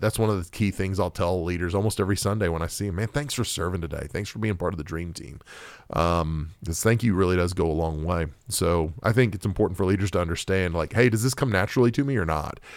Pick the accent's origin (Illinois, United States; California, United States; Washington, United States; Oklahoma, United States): Oklahoma, United States; I grew up in Oklahoma